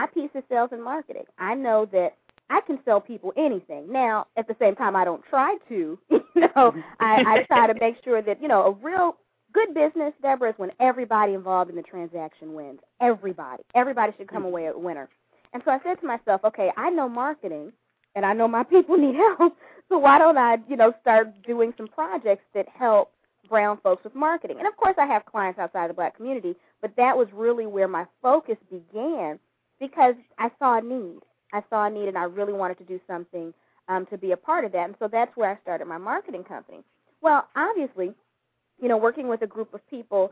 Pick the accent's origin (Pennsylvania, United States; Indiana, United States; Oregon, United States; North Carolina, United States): Indiana, United States; Gary; now in Houston, United States; I'm from Gary, Indiana